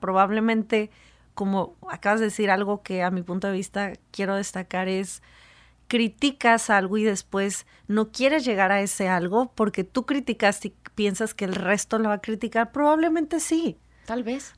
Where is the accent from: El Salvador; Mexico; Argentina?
Mexico; como mexicanos